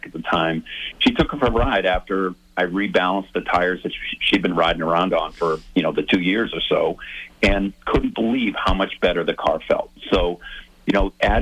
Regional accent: South Shore, Massachusetts, United States; I grew up on the South Shore.

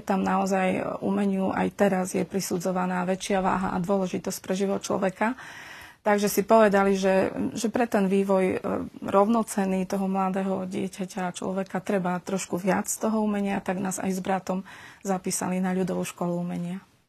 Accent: Humenné, Prešov Region, Slovakia; moved away as an adult; also born or lived in Uzhhorod, Ukraine / Borov, Slovakia / Bratislava, Slovakia; now in Prešov, Slovakia; potom sme sa presťahovali do Humenného. Takže Humenné beriem ako svoje rodné mesto.

